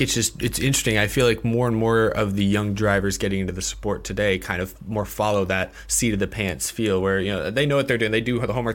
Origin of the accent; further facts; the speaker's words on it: Houston, Texas, United States; I'm from Houston